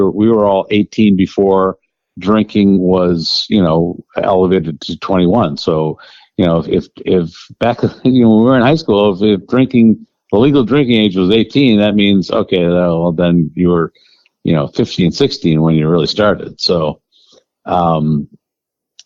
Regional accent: Wisconsin, United States; We grew up in Wisconsin, which is, you know, one of the toughest environments

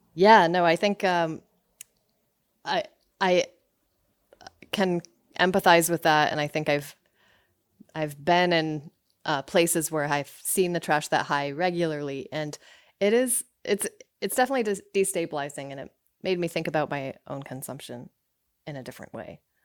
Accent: Somersville, Connecticut, United States; also born or lived in Rockville, Connecticut; I was born there, but I grew up in Summersville, Connecticut, which is pretty close

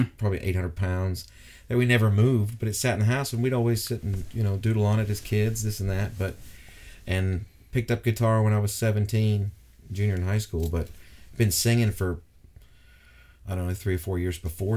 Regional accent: Scottsboro, Alabama, United States; now in Huntsville, United States; I'm originally from Scottsboro, about 45 minutes east

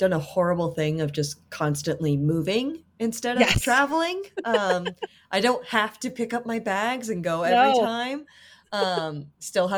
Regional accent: Rhode Island, United States; moved away as an adult; also born or lived in Limerick, Ireland; now in Los Angeles, United States; I grew up in Rhode Island

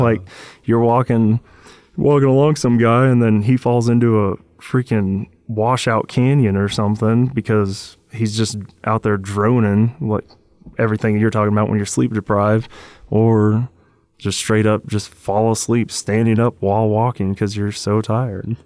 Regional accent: Washington, United States; growing up in Washington State

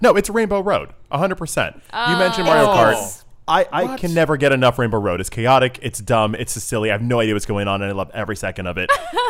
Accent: Florida, United States; from Florida. I don't like elevation.

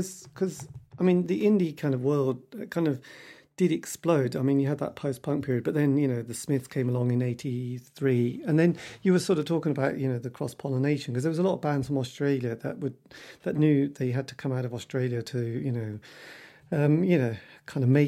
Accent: Norwich, East of England, United Kingdom; I come from Norwich

